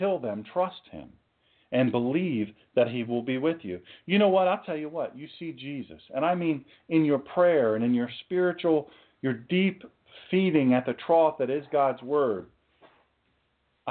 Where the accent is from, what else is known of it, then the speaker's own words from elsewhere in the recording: Sussex County, Delaware, United States; I'm just an old country boy. I'm from Sussex County, Delaware